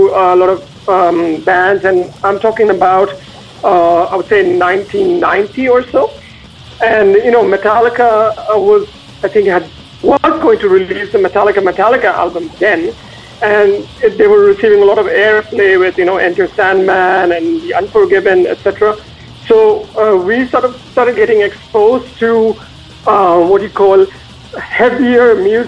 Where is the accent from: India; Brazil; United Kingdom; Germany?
India; North India; moved away as an adult; now in Zurich, Switzerland; I'm from, I would say, North India pretty much. I grew up in an industrial town which makes steel and automobiles